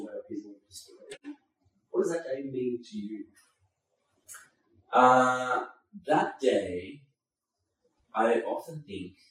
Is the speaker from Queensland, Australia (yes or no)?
no; Byron Bay, New South Wales, Australia; also born or lived in Sri Lanka; being born in Sri Lanka mm-hmm. and, and, being here. And the, the thing is, uh, we moved to Byron Bay after we moved to Australia.